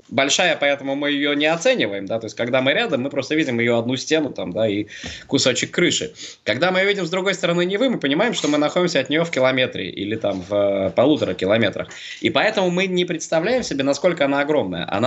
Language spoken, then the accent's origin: Russian; Saint Petersburg, Russia; Мы же петербуржцы очень любим э, гордиться своей инаковостью и особостью.